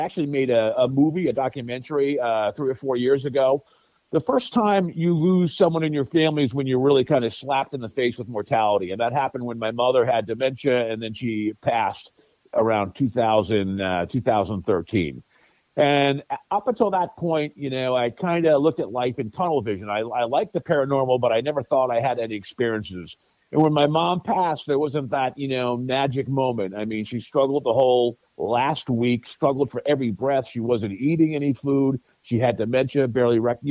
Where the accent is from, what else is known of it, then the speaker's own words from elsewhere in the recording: Sturbridge, Massachusetts, United States; also born or lived in Westminster, Massachusetts / Indiana; I grew up in Sturbridge, Massachusetts.